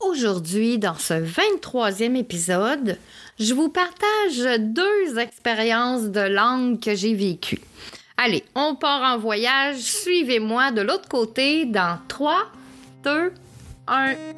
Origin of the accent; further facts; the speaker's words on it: Quebec, Canada; moved away as an adult; also born or lived in Yvelines, France; quand je suis repartie de la France pour rentrer au Québec